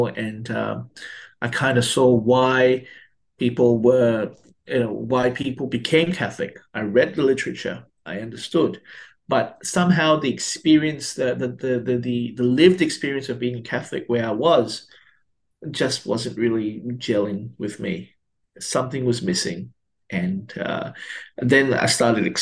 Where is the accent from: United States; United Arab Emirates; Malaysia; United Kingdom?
Malaysia; now in Melbourne, Australia; I grew up in Malaysia, and I didn't grow up in Australia